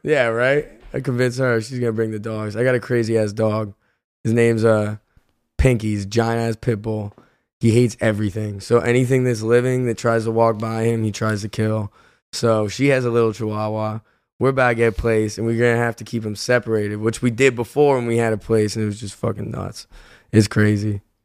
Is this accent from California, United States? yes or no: no; Philadelphia, Pennsylvania, United States; I'm from Philly